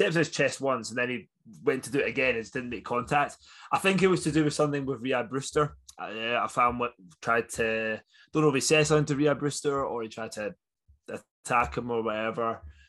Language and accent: English; Scotland, United Kingdom; now in Leeds, United Kingdom; being Scottish